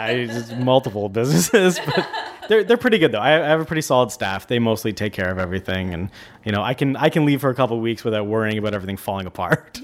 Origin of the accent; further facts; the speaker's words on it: Niagara Falls, Ontario, Canada; now in Vancouver, Canada; I grew up in Niagara Falls, so I'm going to visit my family there like I do every year